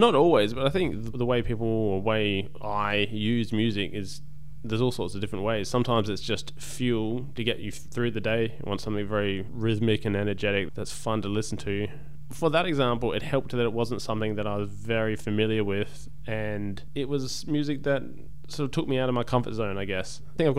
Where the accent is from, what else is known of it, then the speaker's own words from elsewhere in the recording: Australia; it was a nice way of being happy about being Australian.